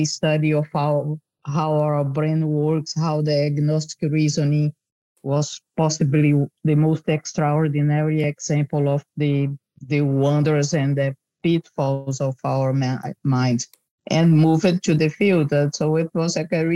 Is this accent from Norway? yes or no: no; Brazil; moved away as an adult; also born or lived in Netherlands; now in Rotterdam, Netherlands; I'm originally from Brazil and moved to the Netherlands many years ago